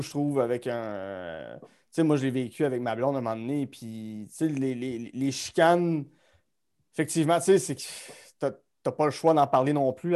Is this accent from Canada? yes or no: yes; Gatineau, Quebec, Canada; je suis Gatineau Hall, born and raised bébé de 1989 dans un, dans un beau quartier qui s'appelle Wrightville